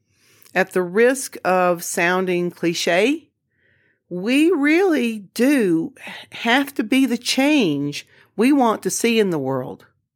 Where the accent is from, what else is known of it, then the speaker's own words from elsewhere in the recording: the South, United States; I certainly, throughout my life, have experienced discrimination as a woman, as a Southerner, you know, for all kinds of reasons.